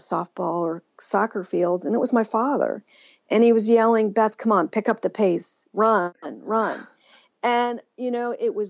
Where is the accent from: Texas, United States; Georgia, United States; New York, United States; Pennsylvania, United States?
Pennsylvania, United States; my hometown of Pennsylvania